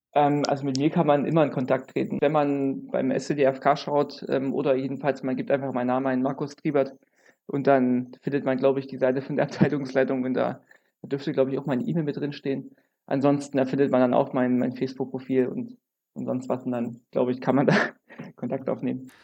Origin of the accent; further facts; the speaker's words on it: Germany; also born or lived in Jena / Leipzig; bei uns in Deutschland